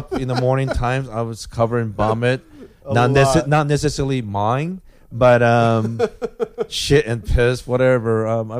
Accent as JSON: {"language": "English", "country": "Japan", "tie": "born or raised there", "moved": "yes", "said": "I grew up in Japan"}